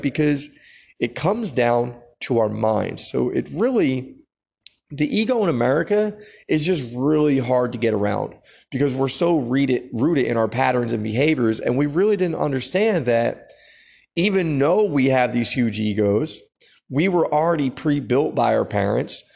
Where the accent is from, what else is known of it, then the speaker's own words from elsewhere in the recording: United States; we're American